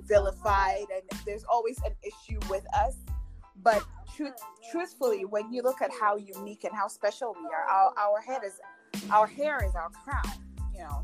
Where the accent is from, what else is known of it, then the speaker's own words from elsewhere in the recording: Ghana; moved away as an adult; I'm Ghanaian actually. I grew up in, I lived and grew up in Ghana for first 18 years of my life.